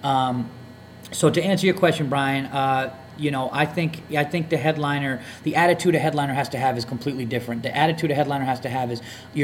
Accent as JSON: {"language": "English", "region": "the North", "country": "United States", "said": "I'm a Yankee from the North"}